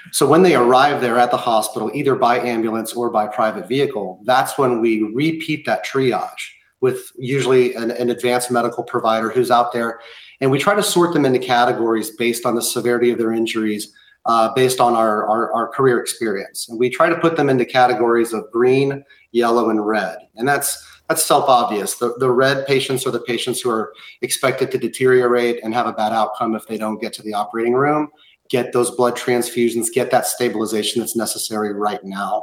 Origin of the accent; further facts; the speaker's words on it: Oklahoma City, Oklahoma, United States; moved away; also born or lived in Boston; I'm from Oklahoma City, where my dad was one of the first firefighters in the Murrah building after the bombing.